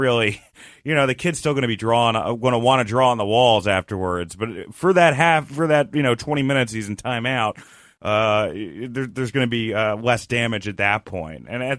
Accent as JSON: {"language": "English", "town": "Rutherford", "region": "New Jersey", "country": "United States", "tie": "born or raised there", "also_born_or_lived": "Westchester, United States", "said": "I was in New Jersey, Rutherford, New Jersey, and then I went to Westchester, New York."}